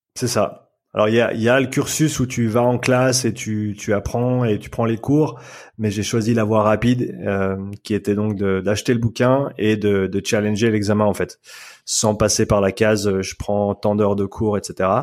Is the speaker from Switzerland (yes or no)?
yes; Nyon, Vaud, Switzerland; moved away as an adult; also born or lived in Australia / Vancouver, Canada; je, suis né et j'ai grandi ici en Suisse, à Nyon